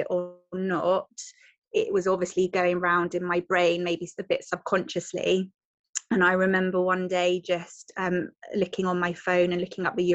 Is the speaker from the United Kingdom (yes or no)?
yes; Devon, South West England, United Kingdom; I am from Devon in the southwest.